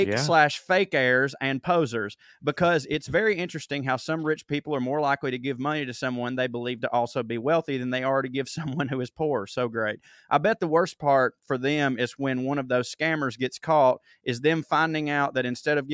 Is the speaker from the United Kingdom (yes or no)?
yes; Scotland, United Kingdom; Full disclosure, I'm Scottish, not British, and I want to see my country become the independent, progressive country that we can be given a chance, hopefully 2023.